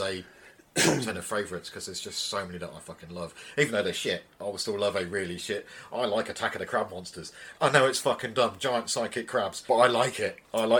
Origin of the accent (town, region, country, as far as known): England, United Kingdom